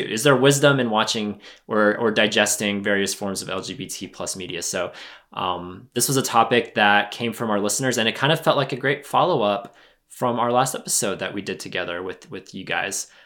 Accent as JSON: {"language": "English", "country": "United States", "said": "as an American"}